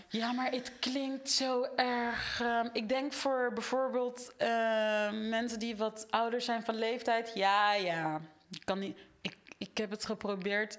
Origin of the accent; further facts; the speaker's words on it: Netherlands; ik ben opgegroeid in Nederland